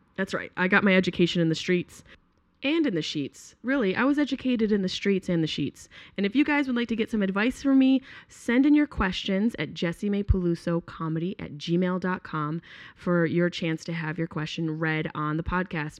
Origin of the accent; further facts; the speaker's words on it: New York, United States; moved away; I'm from New York, but not New York City.